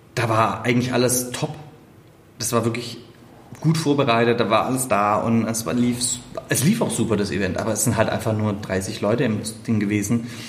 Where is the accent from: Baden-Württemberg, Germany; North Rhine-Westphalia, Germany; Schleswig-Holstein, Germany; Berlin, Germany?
Baden-Württemberg, Germany; Stuttgart; accent: Swabian; moved away; also born or lived in Saxony; nach Stuttgart in meine Heimatstadt.